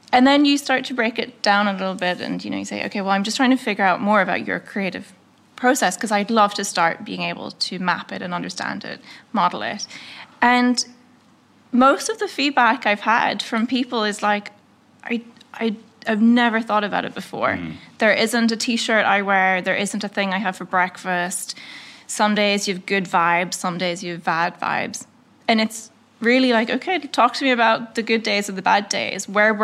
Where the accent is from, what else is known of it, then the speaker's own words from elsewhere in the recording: Northern Ireland, United Kingdom; but the first thing is I'm from Northern Ireland, and like, okay, wait, where is that?